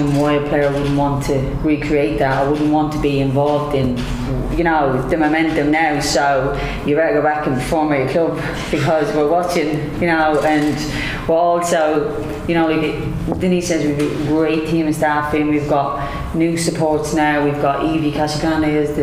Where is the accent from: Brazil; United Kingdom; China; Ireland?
Ireland